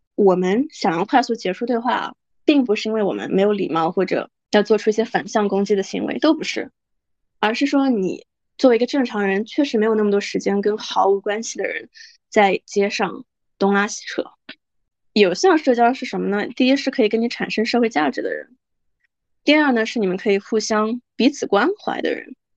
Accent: China; accent: Chinese accent and Canadian accent; moved away as an adult; now in Canada; I was born raised in China, but I live here now

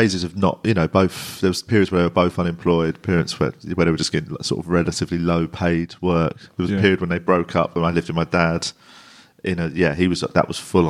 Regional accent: England, United Kingdom; It's that weird one where I was always aware that sort of I'm English.

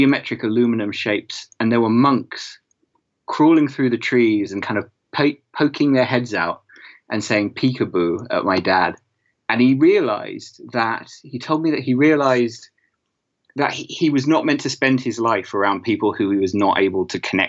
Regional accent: United States; born there; I was born in the States. And my family, my dad's American and my mum is English.

